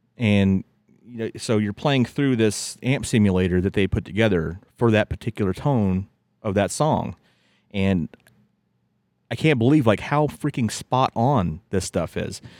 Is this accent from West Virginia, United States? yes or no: yes; West Virginia, United States; growing up in West Virginia